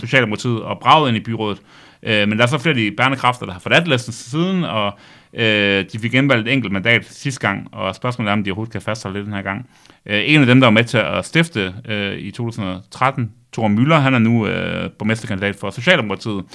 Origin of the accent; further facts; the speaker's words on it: Mors, North Denmark Region, Denmark; moved away; jeg er jo gammel morsingbo